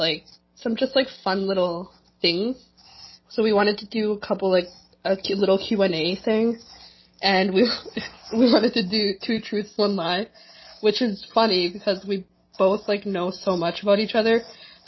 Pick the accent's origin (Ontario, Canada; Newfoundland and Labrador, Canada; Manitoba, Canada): Manitoba, Canada; Winnipeg; Marina and I grew up in the Chilean community here in Winnipeg